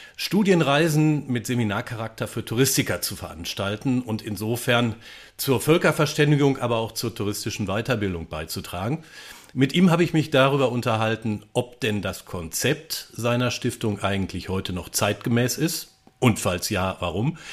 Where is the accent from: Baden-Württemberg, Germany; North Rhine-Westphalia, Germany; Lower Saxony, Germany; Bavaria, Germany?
North Rhine-Westphalia, Germany; Ruhr area; dass uns beiden nachgesagt wird, man höre, dass wir aus dem Ruhrgebiet kommen